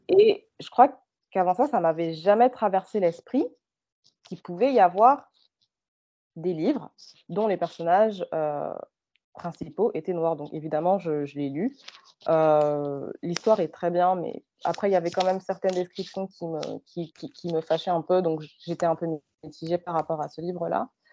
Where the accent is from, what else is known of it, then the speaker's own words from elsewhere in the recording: France; moved away as an adult; now in Canada; je suis née et j'ai grandi en France